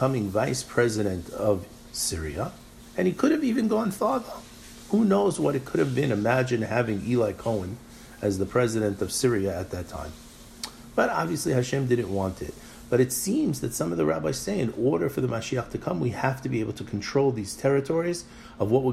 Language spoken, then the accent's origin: English; United States; growing up in America